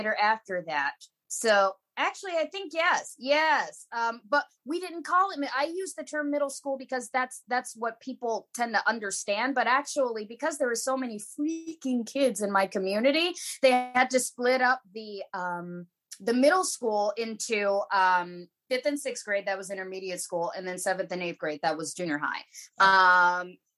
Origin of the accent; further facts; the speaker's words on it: Fishers, Indiana, United States; I grew up in the town that my mother's place is now, Fishers, Indiana, which is a suburb outside of the city of Indianapolis